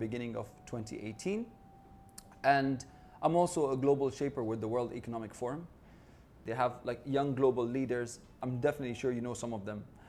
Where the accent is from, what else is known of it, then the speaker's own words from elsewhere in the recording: United Arab Emirates; I'm from the United Arab Emirates